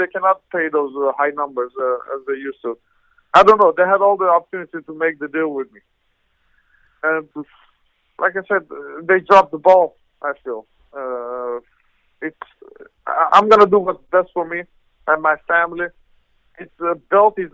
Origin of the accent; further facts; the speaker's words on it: Netherlands; also born or lived in Iran; I'm from Holland. I was born in Iran, Armenian parents